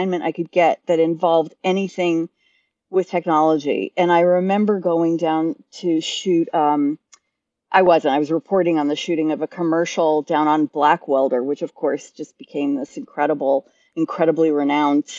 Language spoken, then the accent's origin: English; England, United Kingdom; moved away; I was raised in England, and you can tell by the accent. And I was actually a big theater chick. I lived outside of London